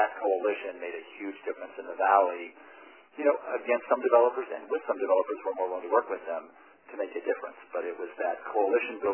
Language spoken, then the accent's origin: English; Western Colorado, United States; place I grew up in Western Colorado